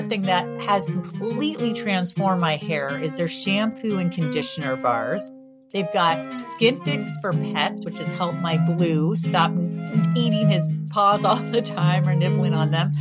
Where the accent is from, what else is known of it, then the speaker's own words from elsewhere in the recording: California, United States; moved away as an adult; now in Massachusetts, United States; I grew up in California. So like I've been here 23 years